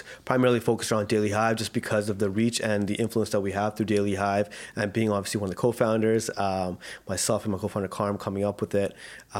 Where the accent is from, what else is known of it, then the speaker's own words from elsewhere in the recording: Vancouver, British Columbia, Canada; I grew up in born and raised in South Vancouver. Yeah, I have two younger sisters. They're 7 and 8 years apart from me. I've been having a great life in South Van.